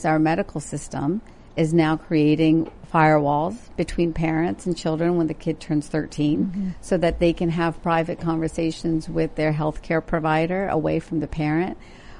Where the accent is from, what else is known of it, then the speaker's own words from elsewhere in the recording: India; growing up in India, and then visiting, there's always been a difficult relationship with folks who are transgender.